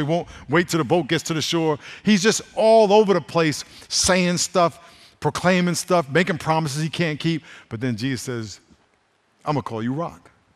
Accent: New York, United States; When I was growing up in New York

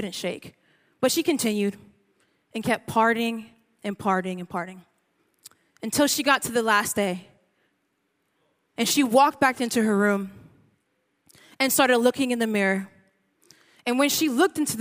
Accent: San Diego, California, United States; I'm not from San Ysidro, but I rep proudly the Seis Uno Nueve, San Diego

